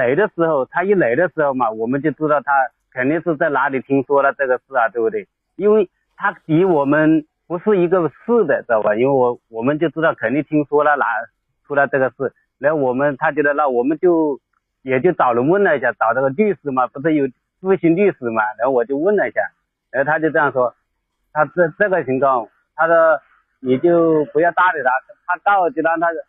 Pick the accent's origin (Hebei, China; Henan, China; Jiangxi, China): Jiangxi, China; 她说我跟你回去离那么远，我因为我是江西的嘛，她是重庆的是吧？